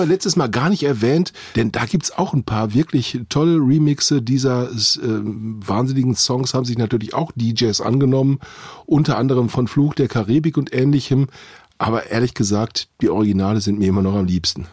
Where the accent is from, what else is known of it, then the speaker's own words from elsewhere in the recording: Witten, North Rhine-Westphalia, Germany; in meiner Heimatstadt Witten